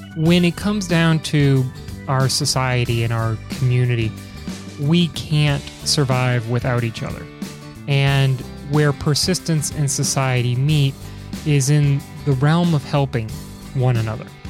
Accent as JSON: {"language": "English", "town": "Chicago", "region": "Illinois", "country": "United States", "said": "being from Chicago"}